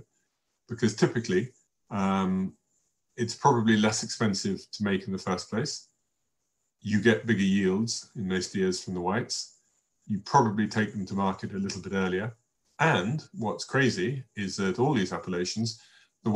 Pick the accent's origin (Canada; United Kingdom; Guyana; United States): United Kingdom; England; myself being English all the way through